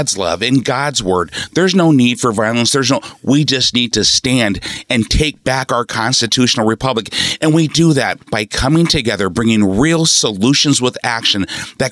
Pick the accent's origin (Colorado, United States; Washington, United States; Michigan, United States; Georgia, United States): Washington, United States; Seattle; also born or lived in Oakland, California; Mom moved us to Seattle. I was raised in Seattle